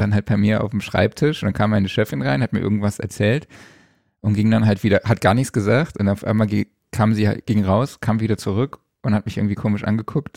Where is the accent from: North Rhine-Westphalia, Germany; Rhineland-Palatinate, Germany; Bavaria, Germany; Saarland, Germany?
Saarland, Germany; aus meiner Heimat, dem Saarland